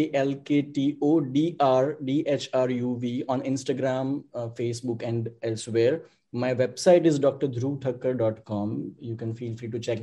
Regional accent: Gujarat, India; I am from India, in the state of Gujarat

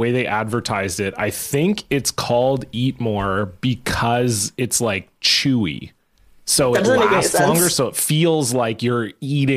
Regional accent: Canada; we apologize for being Canadian

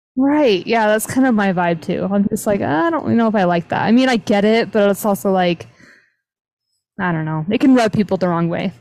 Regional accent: South Jordan, Utah, United States; the house we grew up in in South Jordan

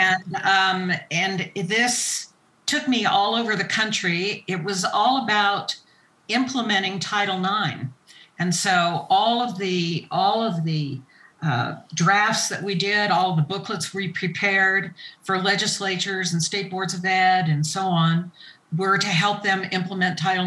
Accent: El Paso, Texas, United States; also born or lived in Honolulu, Hawaii; where I grew up in West Texas

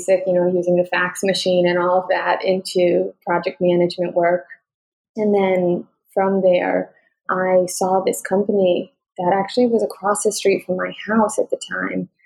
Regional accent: New York, United States; I'm a New Yorker

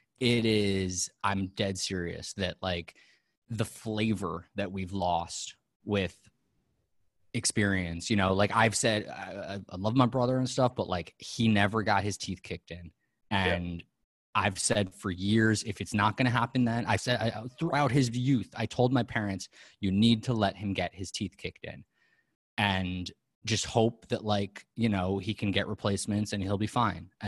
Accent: New York City, New York, United States; moved away as an adult; now in Los Angeles, United States; we both grew up in Manhattan

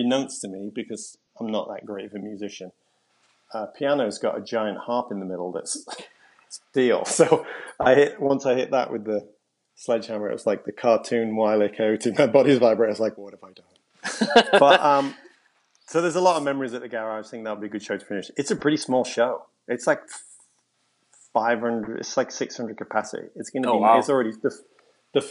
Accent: London, United Kingdom; also born or lived in Nottingham; I was born at home in Highbury.

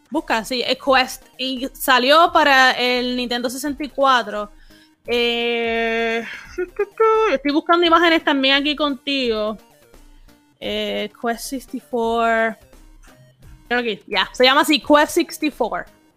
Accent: Puerto Rico; soy una boricua bien rara

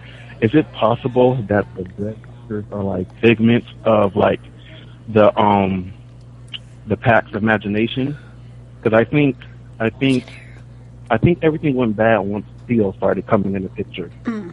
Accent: San Diego, California, United States; from San Diego.

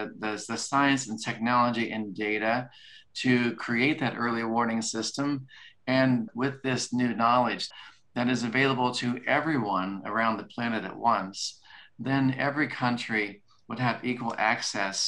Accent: Kansas, United States; moved away; I'm from Kansas and I love my family in Kansas

